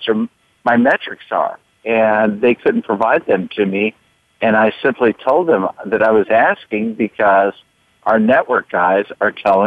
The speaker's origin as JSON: {"language": "English", "town": "Austin", "region": "Texas", "country": "United States", "also_born_or_lived": "Florida", "moved": "yes", "said": "I'm originally from Austin, Texas"}